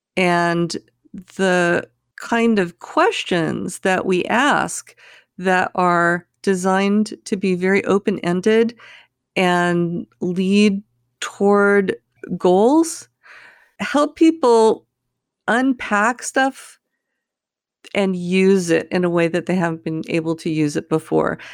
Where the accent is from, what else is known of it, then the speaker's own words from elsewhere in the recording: California, United States; I grew up in California